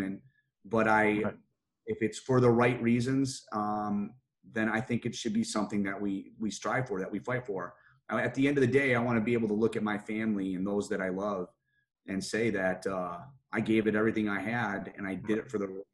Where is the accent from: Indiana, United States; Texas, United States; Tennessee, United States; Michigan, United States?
Michigan, United States; just outside of Detroit; now in Pima County, Arizona, United States; Where I grew up was just outside of Detroit, Michigan.